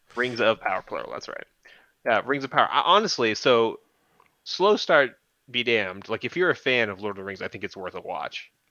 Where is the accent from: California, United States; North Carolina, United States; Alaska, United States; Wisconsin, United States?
California, United States; San Bernardino; I grew up in San Bernardino